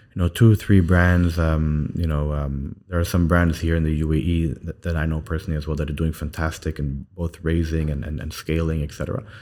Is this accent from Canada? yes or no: no; Saudi Arabia; now in United Arab Emirates; I spent most of my time growing up in, in, in, in Saudi, and now I'm back in the U A E.